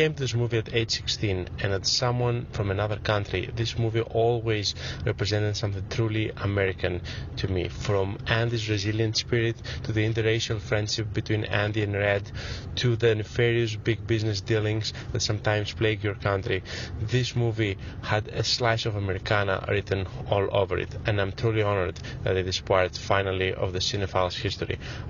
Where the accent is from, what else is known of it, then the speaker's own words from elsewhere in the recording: Greece; English is a second language; I'm from Greece. And as a longtime patron of the show